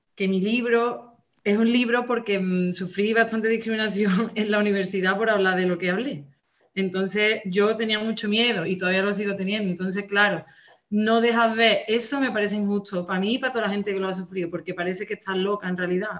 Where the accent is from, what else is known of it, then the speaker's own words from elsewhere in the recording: Andalusia, Spain; also born or lived in Catalonia; yo soy rubia, andaluza